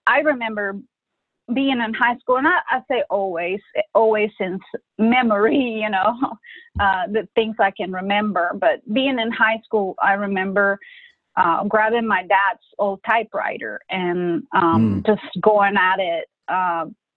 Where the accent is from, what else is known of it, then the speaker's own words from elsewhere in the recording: Honduras; first language Spanish; English is a second language; moved away as an adult; now in United States; I grew up in Honduras, you know, a third world country